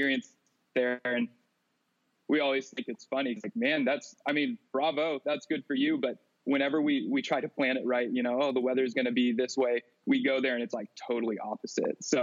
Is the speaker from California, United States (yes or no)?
yes; Clovis, California, United States; grew up in Clovis, California. That's where I'm currently living. Never left my hometown